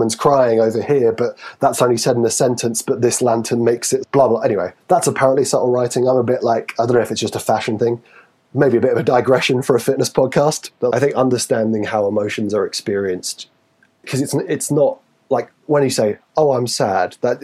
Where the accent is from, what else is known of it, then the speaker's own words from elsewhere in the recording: Newcastle upon Tyne, North East England, United Kingdom; accent: Geordie; I'm from Newcastle